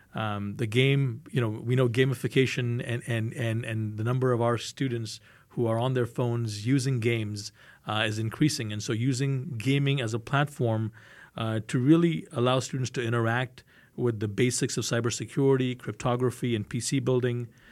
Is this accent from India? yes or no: yes; India; I'm Indian